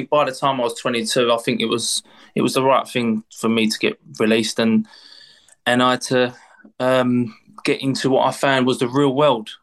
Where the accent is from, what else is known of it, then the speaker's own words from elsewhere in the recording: London, United Kingdom; I'm from East London. I lived literally 5 minute walk from Upton Park. That's where I'm brought up, grew up